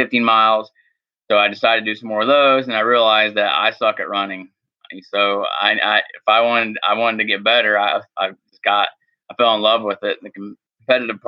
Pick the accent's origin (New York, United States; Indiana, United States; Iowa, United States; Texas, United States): Indiana, United States; Hagerstown; I'm from Hagerstown, Indiana, which is a small town east of Indianapolis. Grew up and raised in Indiana